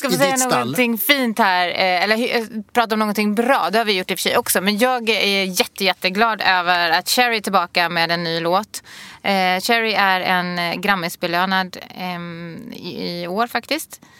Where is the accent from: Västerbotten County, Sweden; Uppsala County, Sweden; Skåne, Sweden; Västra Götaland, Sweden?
Västra Götaland, Sweden; Gothenburg; now in Stockholm, Sweden; jag kommer från Majorna i Göteborg, 414 känner jag mig mer eh, nere med